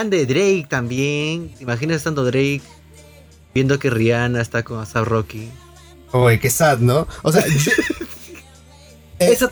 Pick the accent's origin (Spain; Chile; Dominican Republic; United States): Spain; soy español veinteañero